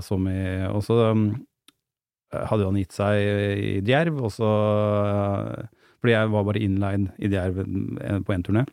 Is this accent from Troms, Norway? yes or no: no; Gjerdrum, Akershus, Norway; also born or lived in Lillestrøm; da bodde vi i Gjerdrum